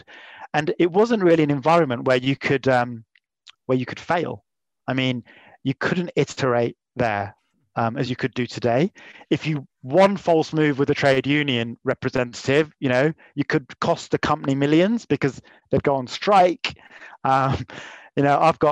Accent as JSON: {"language": "English", "town": "Leamington Spa", "region": "West Midlands", "country": "United Kingdom", "tie": "born or raised there", "said": "I was born in Leamington Spa. I came back home"}